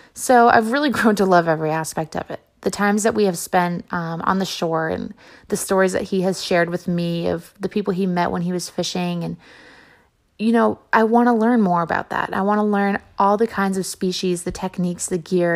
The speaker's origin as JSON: {"language": "English", "town": "Barnstable", "region": "Massachusetts", "country": "United States", "tie": "born or raised there", "said": "growing up in Barnstable, we had striped bass almost every night in the summer."}